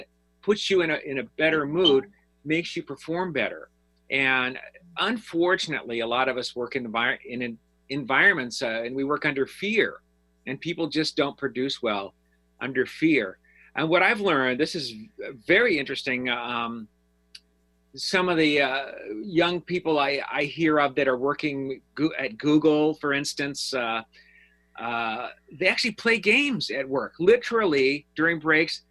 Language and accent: English; Denver, Colorado, United States; moved away; I'm from Denver originally